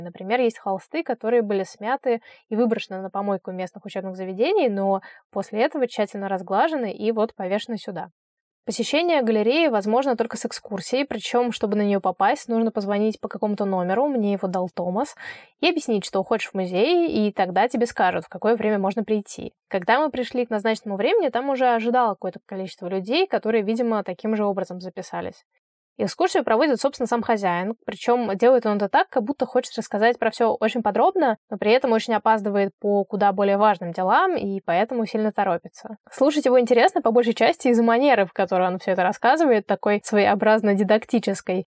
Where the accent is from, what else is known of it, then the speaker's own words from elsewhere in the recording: Saint Petersburg, Russia; для человека из Петербурга